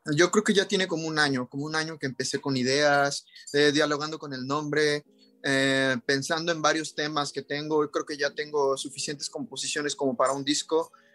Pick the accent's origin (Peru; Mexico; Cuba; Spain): Mexico; Cancún, Quintana Roo; yo soy de Cancún, he crecido toda mi vida aquí, aquí viví mi infancia y mi juventud